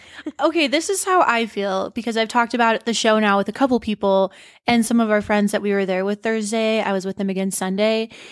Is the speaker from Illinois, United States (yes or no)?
no; Montana, United States; moved away as an adult; now in Denver, United States; we were born and raised in Montana, but we moved here a month before s Steen's twenty-first birthday. I was already twenty-one